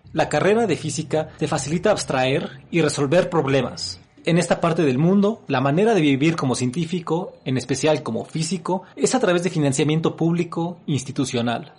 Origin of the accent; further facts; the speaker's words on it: Mexico; also born or lived in Mexico City; now in Apango, Mexico; vivir cerca del campus central de la máxima casa de estudios en mi país